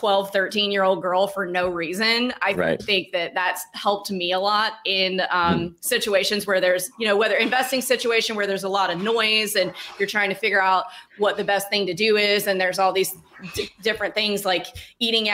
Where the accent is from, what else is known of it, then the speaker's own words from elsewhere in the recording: Starkville, Mississippi, United States; I'm from Starkville, Mississippi. It's a town of 20,000 people